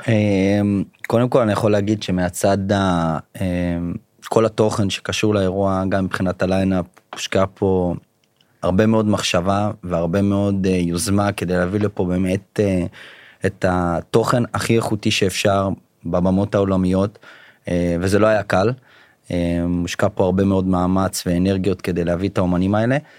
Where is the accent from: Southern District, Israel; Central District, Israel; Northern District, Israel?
Northern District, Israel; Beit She'an; now in Ramat Gan, Israel; במקור מבית שאן. אה, היום גר ברמת גן